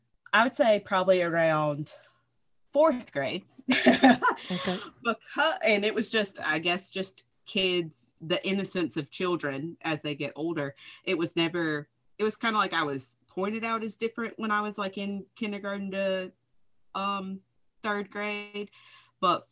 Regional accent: South Carolina, United States; also born or lived in Boston, Massachusetts / Georgia; first grade was when I came to South Carolina

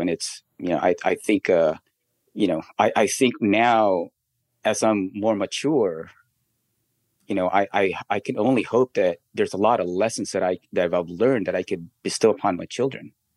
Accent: Philippines; now in United States; we grew up in the Philippines

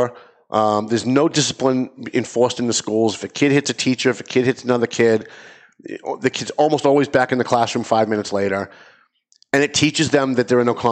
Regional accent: Lawrence, Massachusetts, United States

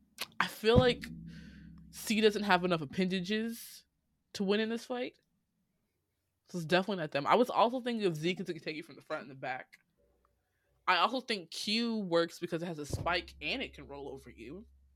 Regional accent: Illinois, United States; now in Georgia, United States; That's my home state. It's a Republican state

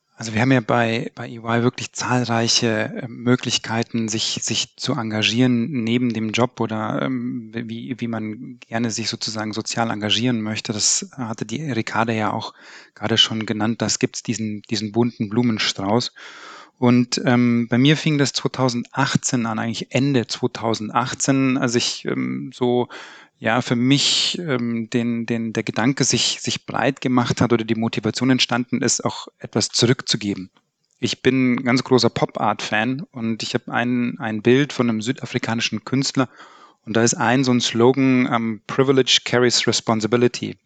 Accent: Upper Bavaria, Germany; now in Cologne, Germany; Ich komme eigentlich aus Oberbayern

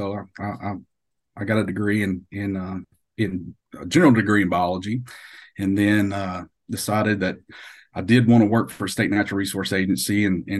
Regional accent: Arkansas, United States; I grew up in Arkansas on a little creek down by their house

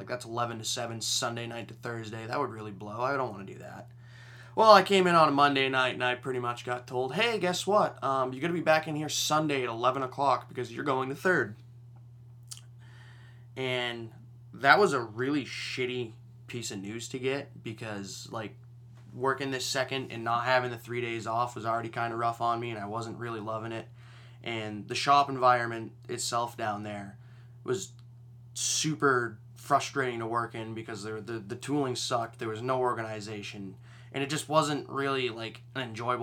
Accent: Maine, United States; I'm from Maine

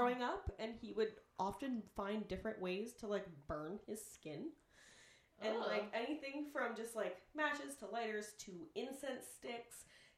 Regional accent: Syracuse, New York, United States; born or raised there

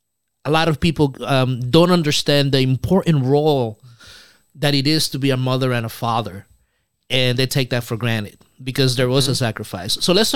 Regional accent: Dominican Republic; I was born in Dominican Republic

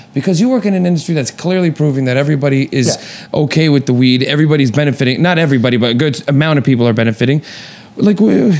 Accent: Toronto, Ontario, Canada; When we were kids in Toronto, I grew up in such a Portuguese neighborhood we learned English, French, and Portuguese.

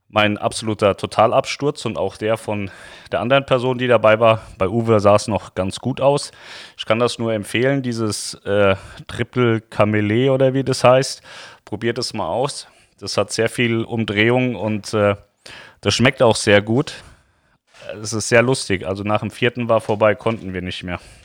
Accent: Lower Saxony, Germany; für uns Niedersachsen

